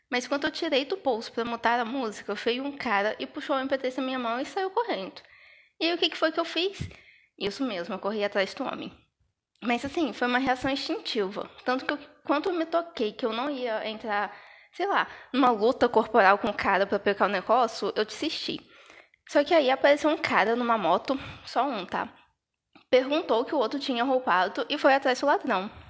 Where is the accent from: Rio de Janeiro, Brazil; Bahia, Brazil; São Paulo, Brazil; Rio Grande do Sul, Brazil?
Rio de Janeiro, Brazil; São João da Barra; eu sou de São João da Parra, no interior do Rio de Janeiro.